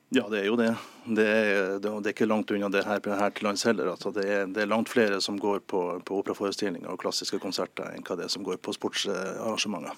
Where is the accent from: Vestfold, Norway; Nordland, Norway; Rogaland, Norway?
Nordland, Norway; I, i min hjemby, da, Avisa Nordland